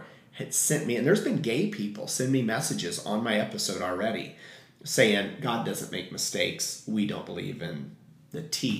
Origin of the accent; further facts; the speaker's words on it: Payne, Illinois, United States; moved away; also born or lived in Nashville, Tennessee; Growing up in a town of 6,000 white people, in a farming community, and no diversity. So once your eyes are opened, and when I came out, my hometown of Payne, Illinois, has been so accepting of me.